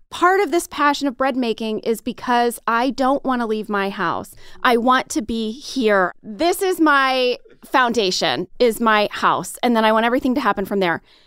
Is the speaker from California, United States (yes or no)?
no; St. Louis, Missouri, United States; moved away as an adult; I grew up in Saint Louis, Missouri